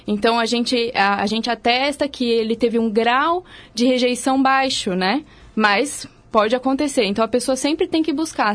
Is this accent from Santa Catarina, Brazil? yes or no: yes; Santa Catarina, Brazil; now in São Paulo, Brazil; Eu sou de Santa Catarina, mas já tem muitos anos que eu saí de lá